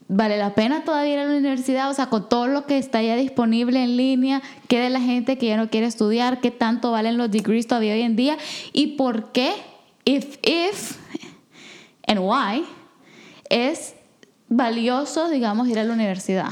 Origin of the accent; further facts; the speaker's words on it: El Salvador; moved away; yo soy del de Salvador, pero yo todo el tiempo, toda mi vida crecí con una narrativa de la guerra